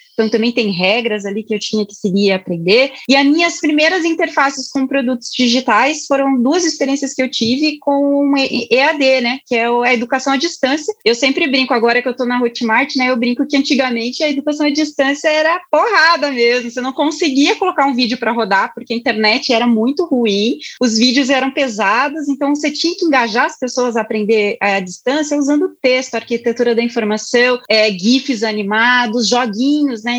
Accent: Curitiba, Paraná, Brazil; eu sou de Curitiba

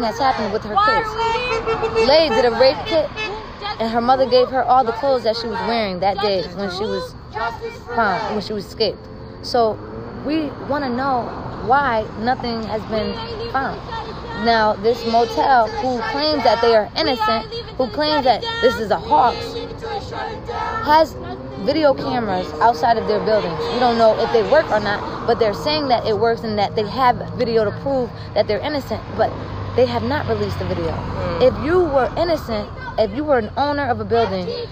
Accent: Waterbury, Connecticut, United States; also born or lived in Queens, New York; I'm from Waterbury. I was born in Queens, but I was raised in Connecticut

